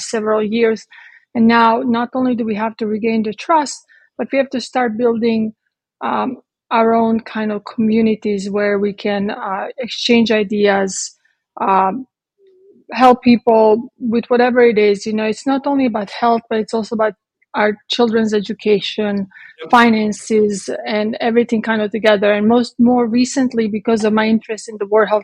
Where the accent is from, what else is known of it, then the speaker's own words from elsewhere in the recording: Croatia; moved away as an adult; also born or lived in Italy / London; now in Texas, United States; I was born in Croatia when it was Yugoslavia. I lived there until I was 18.